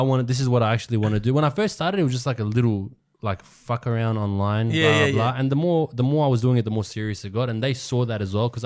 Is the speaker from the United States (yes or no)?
no; Australia; they came in 1993, 1994, and then I was born here. So even though I'm Australian